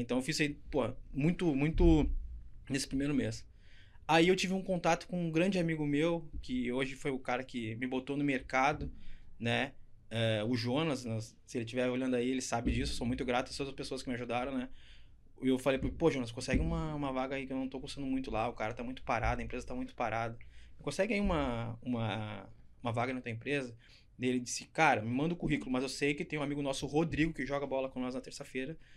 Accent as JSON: {"language": "Portuguese", "town": "São Leopoldo", "region": "Rio Grande do Sul", "country": "Brazil", "accent": "gaúcho", "said": "sou gaúcho do Sul, sou de São Leopoldo, Rio Grande do Sul"}